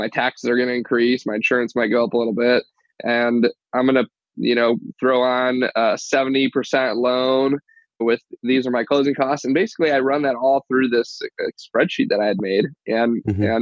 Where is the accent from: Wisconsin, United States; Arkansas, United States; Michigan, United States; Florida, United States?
Michigan, United States; Detroit; I grew up in Michigan, Metro Detroit, Southeast Michigan.